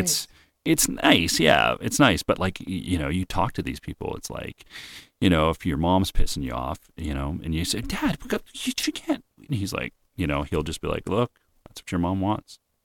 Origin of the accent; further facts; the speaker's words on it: Winnipeg, Manitoba, Canada; I grew up in Winnipeg with a lot of Jewish people